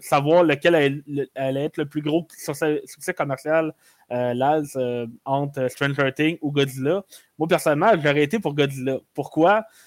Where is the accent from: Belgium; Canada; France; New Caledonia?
Canada; Quebec; je suis Canadien